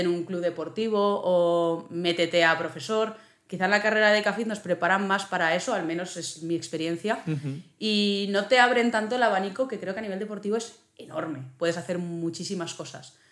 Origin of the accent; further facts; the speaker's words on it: Zaragoza, Aragon, Spain; also born or lived in Huesca; yo soy de Zaragoza